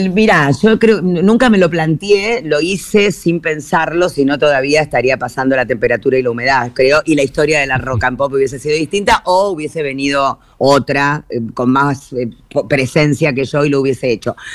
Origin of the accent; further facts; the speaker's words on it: Buenos Aires, Argentina; la casa modesta en la que yo me crié en Floresta, la casa Chorizo, que es la casa que yo siempre recuerdo porque es la casa de mi infancia